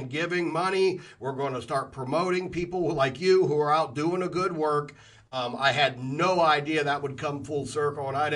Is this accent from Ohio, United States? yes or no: yes; Columbus, Ohio, United States; I was raised in Columbus, Ohio in the 80s